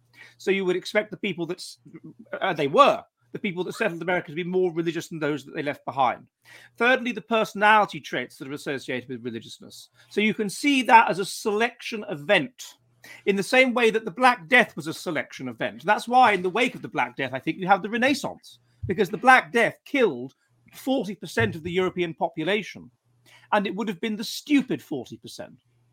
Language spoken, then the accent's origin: English; United Kingdom; I mean, I'm British and I'm a bit Anglo-centric